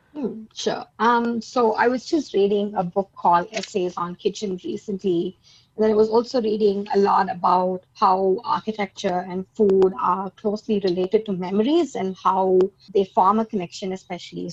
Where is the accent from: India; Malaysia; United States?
India; now in Melbourne, Australia; I am an Indian